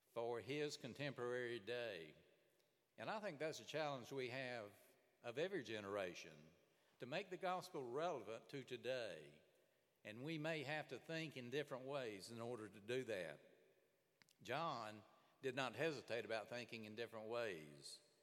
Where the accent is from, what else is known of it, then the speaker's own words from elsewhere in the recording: Birmingham, Alabama, United States; I grew up in Birmingham, Alabama